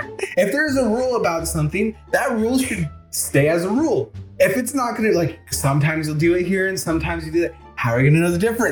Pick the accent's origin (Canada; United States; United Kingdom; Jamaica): United States; the South; accent: southern; My southern accent kicks in.